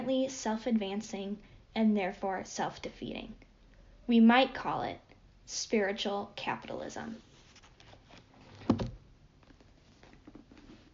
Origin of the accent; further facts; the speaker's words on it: Cleveland, Ohio, United States; moved away; I'm originally from the Cleveland area